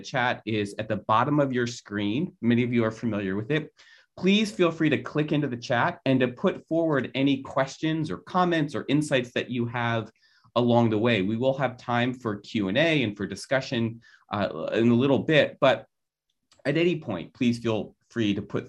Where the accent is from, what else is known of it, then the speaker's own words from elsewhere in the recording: Philadelphia, Pennsylvania, United States; Some of you know that I am from Philadelphia. And for that reason, I suffer from a lifelong love of Philadelphia sports.